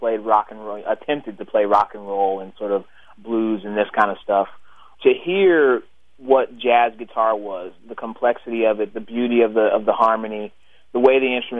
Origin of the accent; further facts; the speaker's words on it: Pittsburgh, California, United States; also born or lived in Oklahoma City, Oklahoma; we moved back out to Pittsburgh when I was about 9